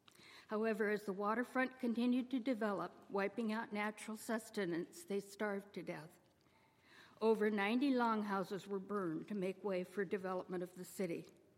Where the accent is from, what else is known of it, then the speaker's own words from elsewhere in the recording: Seattle, Washington, United States; When growing up in South Seattle, I remember relatives coming together once a year for tribal meetings, as long far back as I can remember.